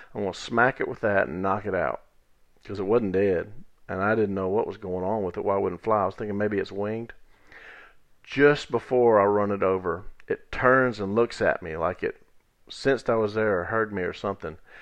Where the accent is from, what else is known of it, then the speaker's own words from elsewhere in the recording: Natchez Trace Village, United States; where I grew up in Natchez Trace Village